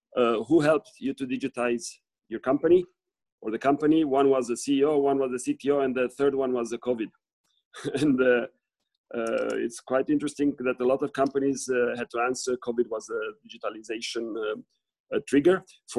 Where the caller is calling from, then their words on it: Switzerland; I'm calling you from Switzerland.